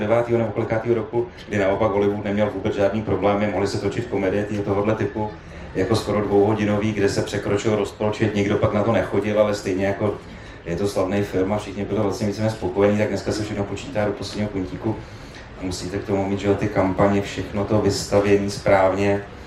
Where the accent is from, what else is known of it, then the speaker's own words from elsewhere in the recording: Prague, Czechia; já jako Pražák vidím v té Praze jako v přímém přenosu